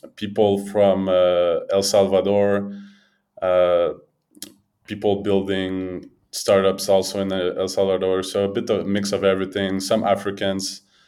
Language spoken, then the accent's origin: English; Montreal, Quebec, Canada; moved away as an adult; now in Mexico; born and raised in Montreal